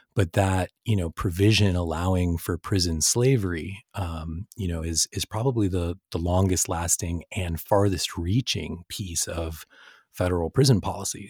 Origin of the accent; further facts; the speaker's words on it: San Francisco Bay Area, California, United States; I grew up in the San Francisco Bay Area